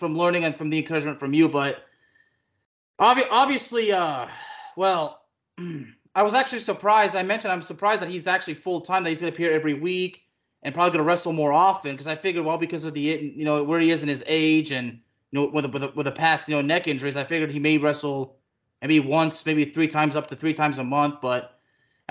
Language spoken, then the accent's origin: English; Texas, United States; I'm from Texas